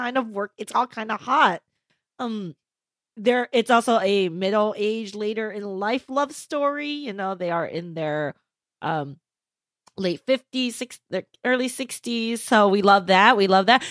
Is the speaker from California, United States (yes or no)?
yes; Southern California, United States; as a Californian, as a Southern Californian